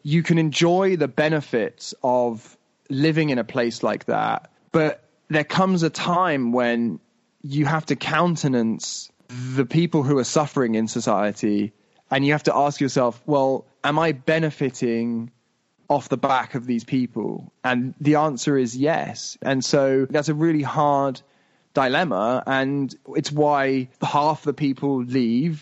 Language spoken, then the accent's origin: English; United Kingdom; moved away; also born or lived in Dubai; I'm white and I'm British